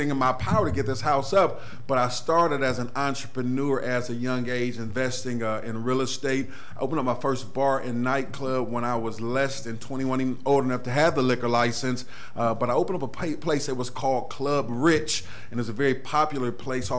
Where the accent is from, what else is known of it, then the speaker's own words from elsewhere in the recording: Cleveland, Ohio, United States; I'm a Cleveland native, of course. I was born in the St. Clair area. East Cleveland is really where I was raised long term